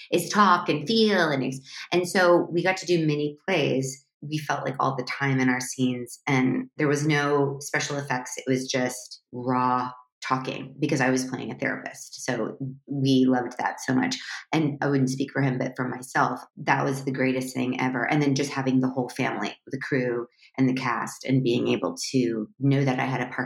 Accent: Midwest, United States; we grew up, I grew up in the Midwest. So it's like Ore-Ida.

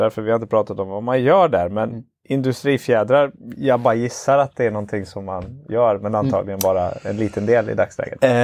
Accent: Karlstad, Värmland, Sweden; Jag är uppvuxen i Karlstad.

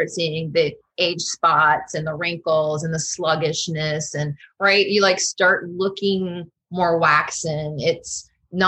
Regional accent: Florida, United States; now in Washington, DC, United States; I'm from Florida

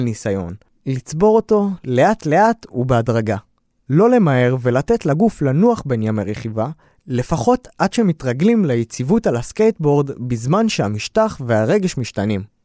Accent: Ashdod, Southern District, Israel; גדלתי באשדוד

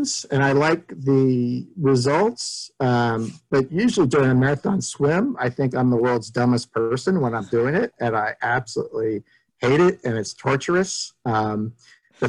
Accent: San Francisco Bay Area, California, United States; growing up in San Francisco Bay Area

